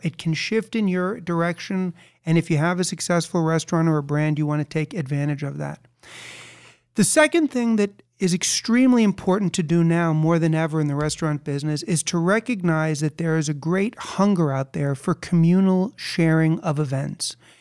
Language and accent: English; New York City, New York, United States; I was born and raised in New York City.